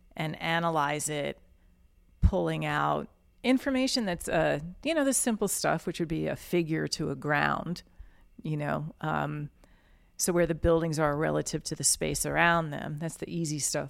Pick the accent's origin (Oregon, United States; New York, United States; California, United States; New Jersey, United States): New York, United States; Yonkers; moved away as an adult; now in New Orleans, United States; I am from Yonkers, New York specifically.